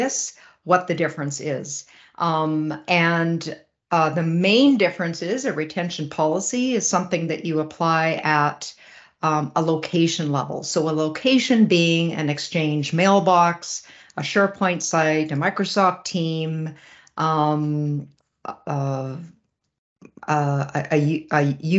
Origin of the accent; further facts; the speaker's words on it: Regina, Saskatchewan, Canada; I hail from Western Canada in Regina, Saskatchewan